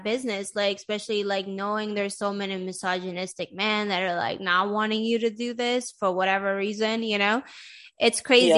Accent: Sweden; now in United States; I grew up in Sweden

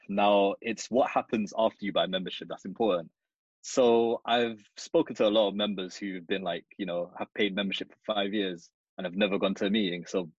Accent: London, United Kingdom; I'm from Wood Green

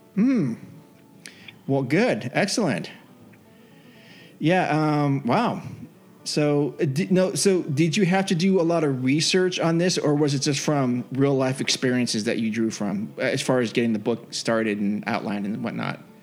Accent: Bay Area, Northern California, United States; I grew up in Northern California

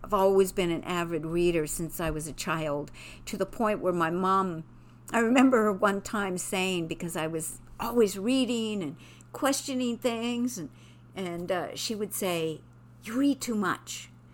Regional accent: Quebec, Canada; moved away; I'm from Quebec.

